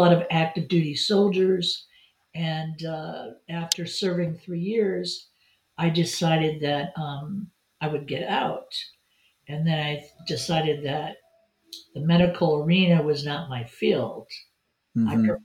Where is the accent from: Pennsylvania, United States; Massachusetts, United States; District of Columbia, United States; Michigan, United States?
Michigan, United States; Detroit; moved away; I grew up in Detroit, Michigan.